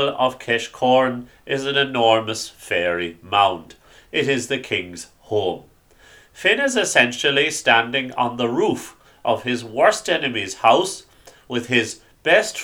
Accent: Ireland; Growing up in Ireland in the 90s, you often studied the stories of na Fine in school

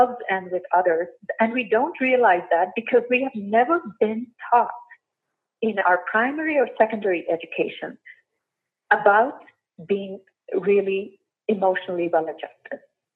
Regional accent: India; moved away as an adult; I was born and raised in India

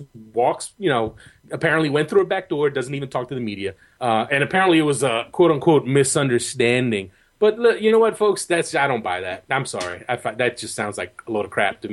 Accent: United States; as an American

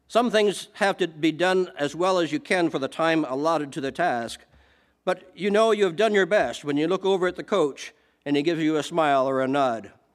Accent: Canada; I am Canadian

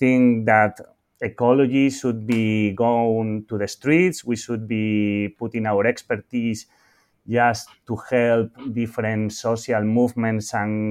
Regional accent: Spain; my home country in Spain

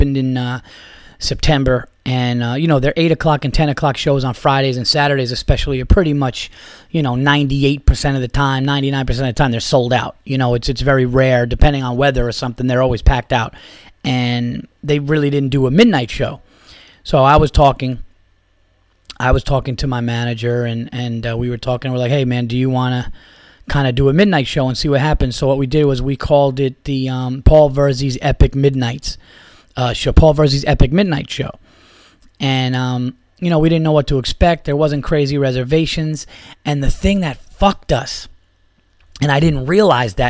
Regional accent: Yonkers, New York, United States; I was born in Yonkers, New York, guys. I was born in St. John's Riverside Hospital in Yonkers, New York

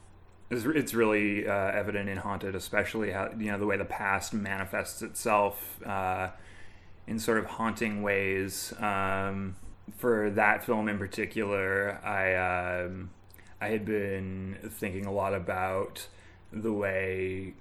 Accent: Bishop's Falls, Newfoundland and Labrador, Canada; moved away; my hometown of Bishop's Falls

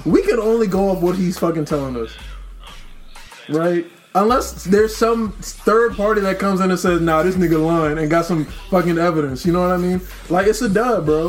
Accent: Silver Spring, identifies as Prince George's County, Maryland, United States; I was born in Silver Spring

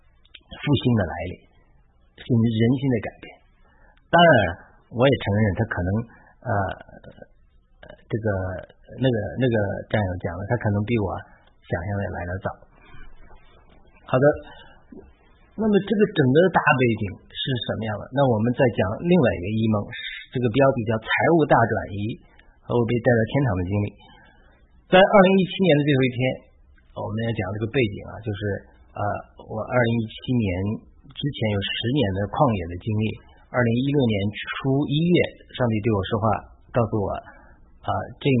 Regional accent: China; moved away as an adult; now in United States; 神用我的农村老家来代表中国。

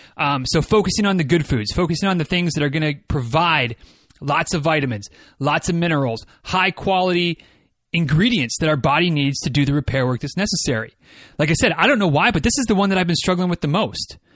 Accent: Midwest, United States; I'm from the Midwest

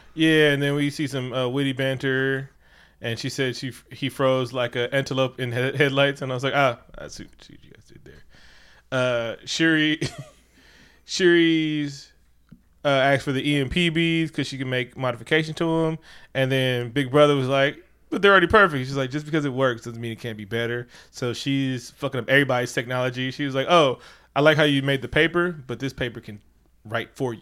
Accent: Oakland, California, United States; I'm from the East

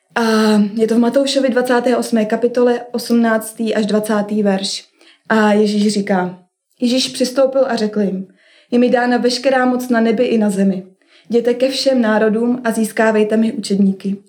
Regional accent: Kolín, Central Bohemian Region, Czechia; moved away as an adult; u nás v Kolíně

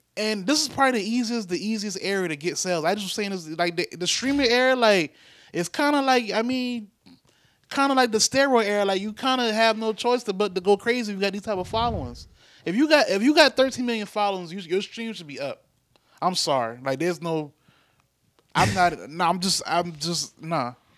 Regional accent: United States; as American, Black Americans

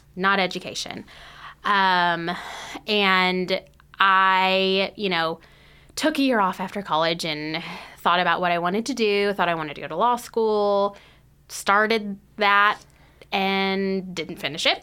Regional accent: North Texas, United States; moved away as an adult; now in Lexington, United States; I grew up in North Texas.

